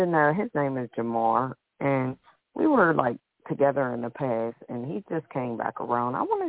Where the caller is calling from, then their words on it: Pennsylvania, United States; I'm calling from Pennsylvania.